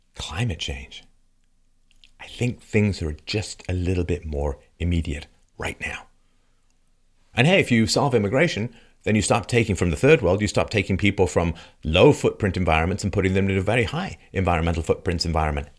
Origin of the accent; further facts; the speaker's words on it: London, United Kingdom; moved away; I grew up in London, and, um, I left in seventy-seven